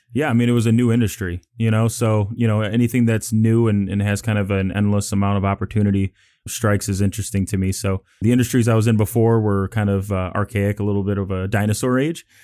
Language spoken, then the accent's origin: English; Chicago, Illinois, United States; moved away as an adult; now in Houston, United States; I'm from Chicago, Illinois, so, you know, uh, the nice, cold, windy city